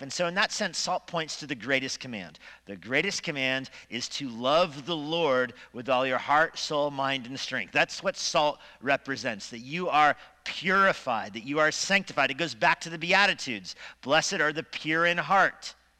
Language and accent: English; Steamboat Springs, Colorado, United States; Growing up in Steamboat